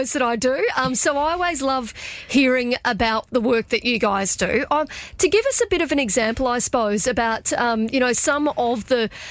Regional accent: Mount Isa, Queensland, Australia; I grew up in Mount Isa, where it was obviously difficult to get to Brisbane sometimes.

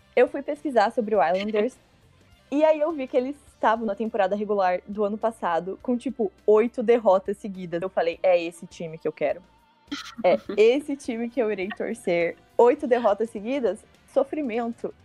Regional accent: interior of Paraná, Brazil; eu sou do interior do Paraná

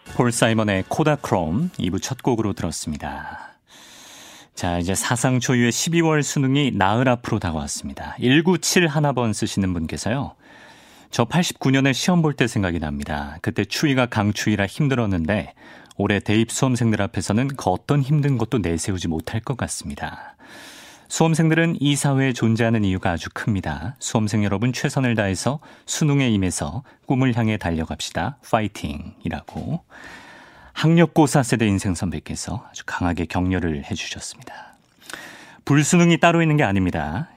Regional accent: Daejeon, South Korea; 고향이 대전이라고 하면

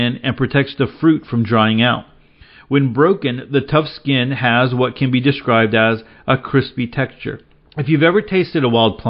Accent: Dickens County, Northwest Texas, United States; I grew up in Dickens County, which is Northwest Texas in the Rolling Plains region

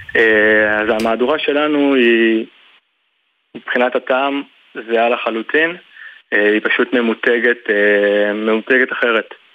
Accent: Tzur Moshe, Central District, Israel; אני נולדתי במושב

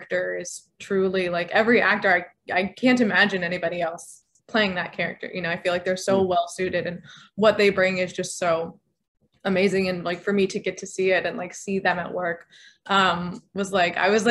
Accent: New Mexico, United States; I grew up in New Mexico

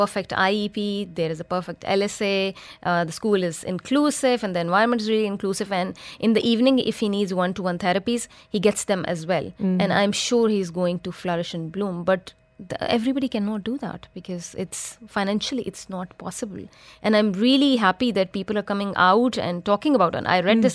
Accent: Pakistan; moved away as an adult; now in Dubai, United Arab Emirates; I'm from Pakistan

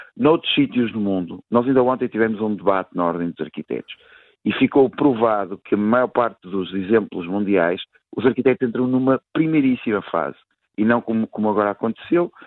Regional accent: Portugal; para mim, enquanto português

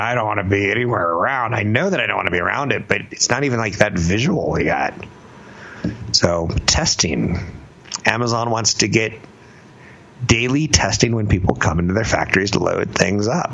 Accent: California, United States; I'm from California

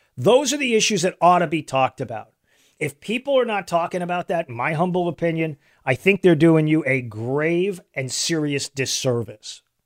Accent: Texas, United States; moved away; Tejas, my home state. That's where I grew up

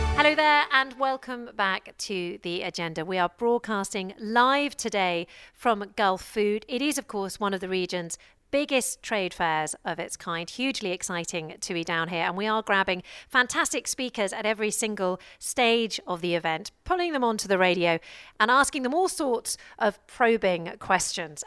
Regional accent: United Kingdom; now in Dubai, United Arab Emirates; I'm British

